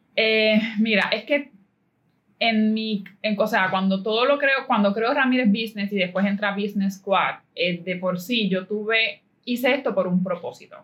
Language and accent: Spanish; Caguas, Puerto Rico; yo soy de Caguas